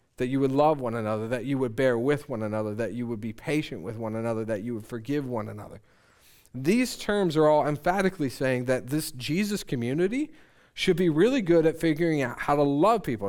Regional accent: Conestoga area, Pennsylvania, United States; I grew up in the Conestoga area

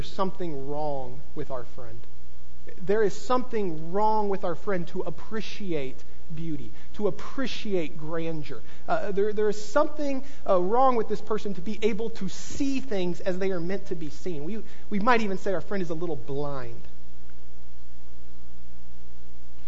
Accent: the Bible Belt, United States; I grew up in the Bible Belt.

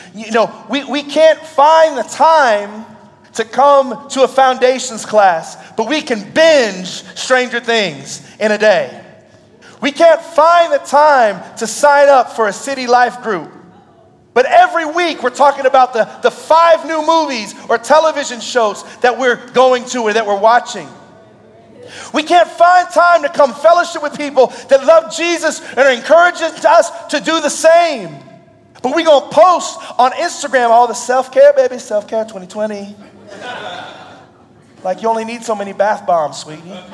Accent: Indianapolis, Indiana, United States; I'm actually from Indianapolis, Indiana. I grew up there

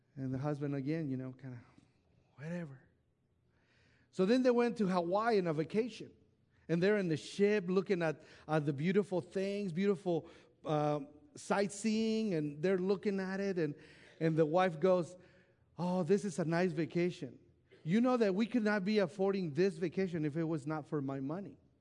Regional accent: Mexico; moved away; I was raised in Mexico in an orphanage home

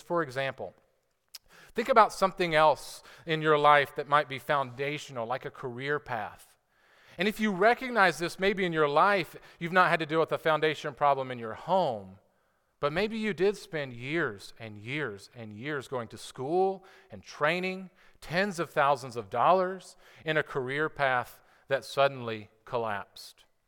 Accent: United States; as an American citizen

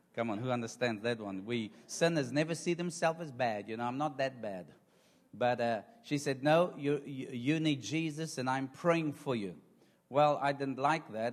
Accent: South Africa; I am from South Africa

